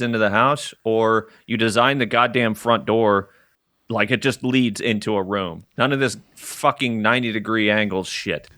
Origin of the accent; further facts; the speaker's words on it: Arkansas, United States; moved away; I grew up in Arkansas